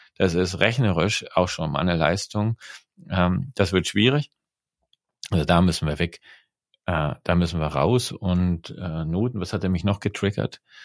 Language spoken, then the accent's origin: German; East Germany, Germany; ich bin in der DDR groß geworden